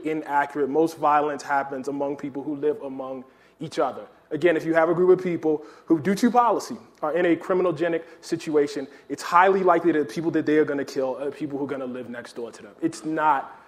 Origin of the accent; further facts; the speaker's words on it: Baltimore, Maryland, United States; growing up in Baltimore